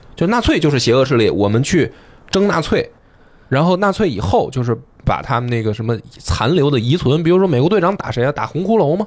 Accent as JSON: {"language": "Chinese", "country": "China", "said": "我们是东方人嘛，我们是嗯，中国人"}